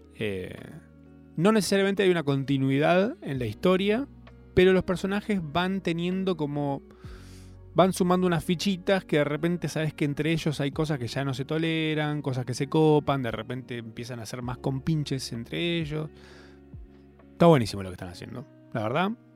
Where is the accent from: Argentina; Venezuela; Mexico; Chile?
Argentina; nos define como argentinos